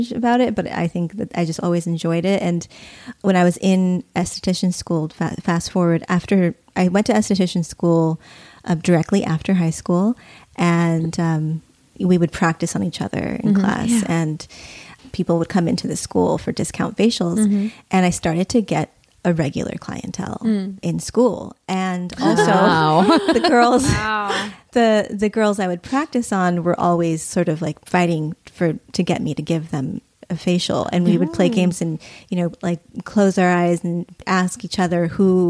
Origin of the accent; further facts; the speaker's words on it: Claremont, California, United States; I grew up in Southern California, and I grew up in Claremont